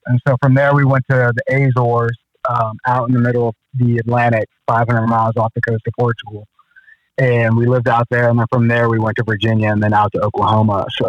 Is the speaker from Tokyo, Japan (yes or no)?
no; Okinawa, Japan; also born or lived in Germany; I was born in Germany, And from Germany, we moved to Japan, Okinawa